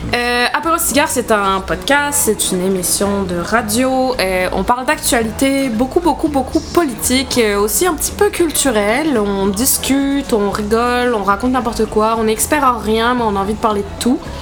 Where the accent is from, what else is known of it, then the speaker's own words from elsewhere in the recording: southern France, France; moved away as an adult; also born or lived in Quebec City, Canada; now in Canada; je viens de France, voilà, parce que mon accent est tout à fait discret.